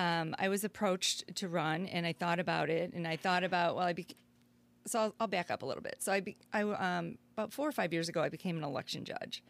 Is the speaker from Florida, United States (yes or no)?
no; Naperville, Illinois, United States; also born or lived in New Jersey; now in Aurora, United States; I've been in Aurora here for twenty-seven years, but I grew up in Naperville.